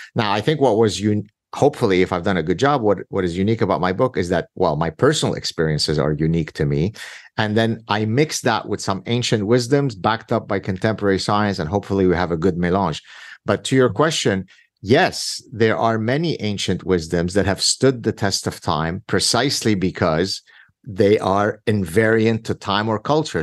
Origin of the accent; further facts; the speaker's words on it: Lebanon; now in Canada; My very difficult childhood growing up in Lebanon in the Civil War